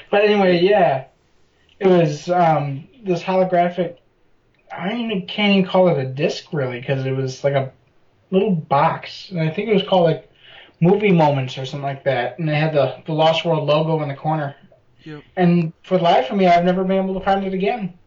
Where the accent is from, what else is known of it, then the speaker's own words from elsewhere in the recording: Chicago, Illinois, United States; now in San Diego, United States; I'm from Chicago.